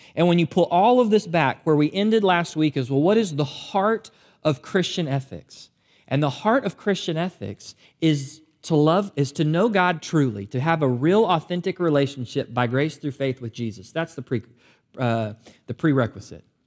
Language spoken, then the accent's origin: English; United States; as American believers